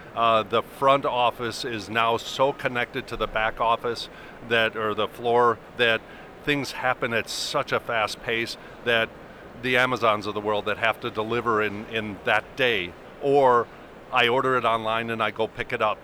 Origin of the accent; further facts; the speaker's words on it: Arizona, United States; I'm from Arizona